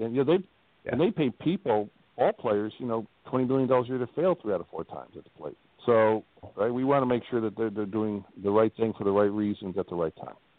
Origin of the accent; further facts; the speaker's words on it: Midwest, United States; now in Northwest Indiana, United States; I'm from the Midwest